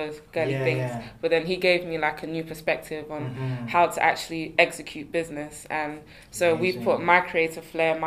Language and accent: English; London, United Kingdom; also born or lived in Ghana; I was born in London, okay. But I went back to Ghana